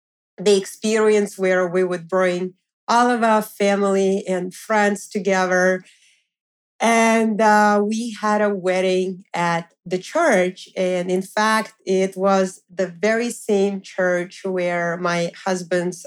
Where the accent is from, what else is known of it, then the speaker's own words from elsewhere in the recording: Moscow, Russia; now in New York, United States; we also went to Moscow, Russia, so I went to visit my family and friends